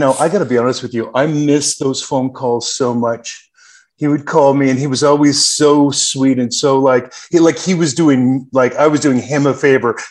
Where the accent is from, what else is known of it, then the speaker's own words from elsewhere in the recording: Canada; accent: Canadian; also born or lived in Spokane, Washington, United States; now in Los Angeles, United States; I grew up in Canada for 10 years before I relocated back to Los Angeles.